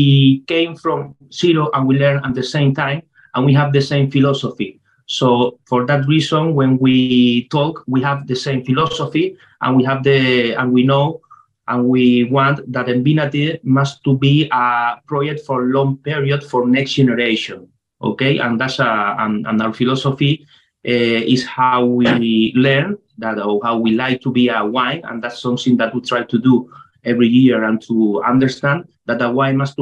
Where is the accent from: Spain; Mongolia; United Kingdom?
Spain; Tenerife, Canary Islands; English is a second language; I came from Tenerife, I am chemistry organic from La Laguna in Tenerife University